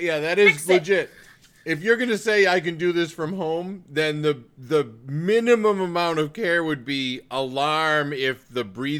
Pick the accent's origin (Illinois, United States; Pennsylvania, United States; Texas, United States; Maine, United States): Maine, United States; moved away; I've lived a lot of places. I mean, I'm only from Maine